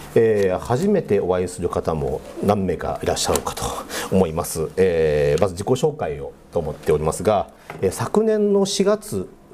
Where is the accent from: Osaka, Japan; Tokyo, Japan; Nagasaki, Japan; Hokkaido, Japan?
Hokkaido, Japan; moved away as an adult; also born or lived in Aichi Prefecture; now in Sapporo, Japan; 出身は実は北海道なんですね